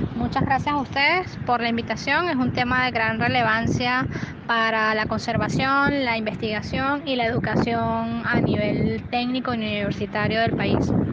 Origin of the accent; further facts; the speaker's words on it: Venezuela; como venezolanos